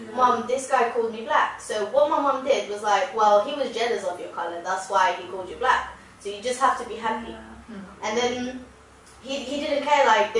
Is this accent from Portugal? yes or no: yes; Portugal; because I'm from Portugal